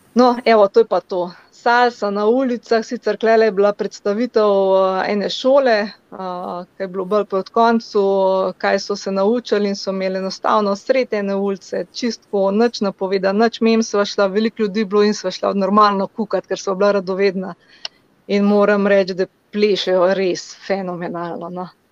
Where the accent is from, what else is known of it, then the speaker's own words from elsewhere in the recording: Slovenia; sem iz Slovenije